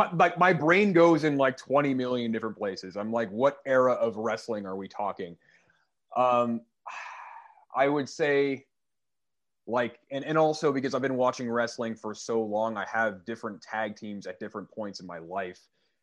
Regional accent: Canada; I am Canadian. I'm from

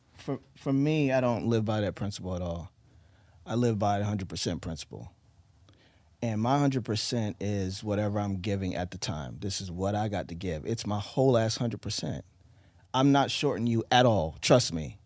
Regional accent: Eastern Shore of Maryland, United States; also born or lived in Baltimore; I was born in Baltimore, grew up in, on the Eastern Shore in the D M V of Maryland

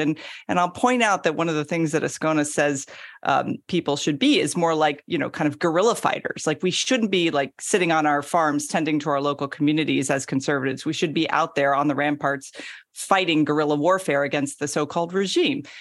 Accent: Florida, United States; also born or lived in Georgia; I'm from Florida, which is kind of the weird South as we call it.

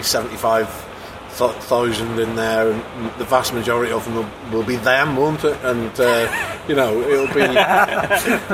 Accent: Northern Ireland, United Kingdom; now in Liverpool, United Kingdom; I grew up in Northern Ireland

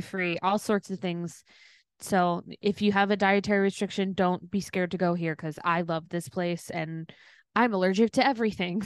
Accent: Detroit, Michigan, United States; moved away; I grew up in Detroit.

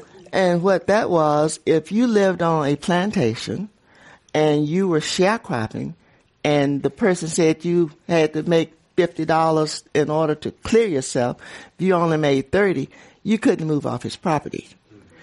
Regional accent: Montgomery, Alabama, United States; growing up in Montgomery

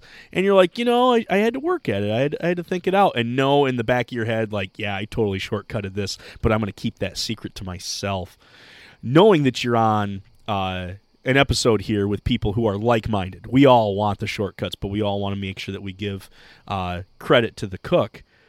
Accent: Michigan, United States; We're from Michigan. She's Dutch. I'm Scottish.

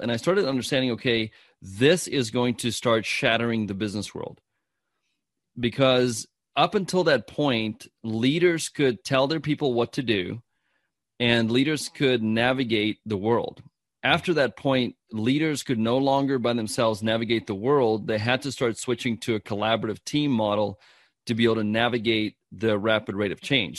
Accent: South Africa; I'm from South Africa

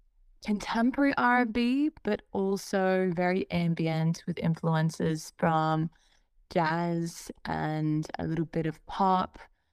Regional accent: Australia; especially as an Australian artist, is just being so disconnected from the rest of the scene. And I feel like I need to just scream, like, I'm over here, like, look at Australia, look at what we're doing.

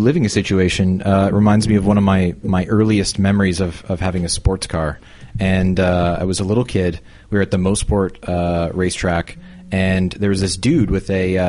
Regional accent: Canada; I'm very Canadian.

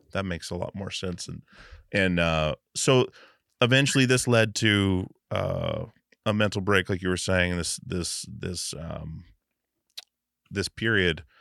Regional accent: Alaska, United States; I grew up in Alaska

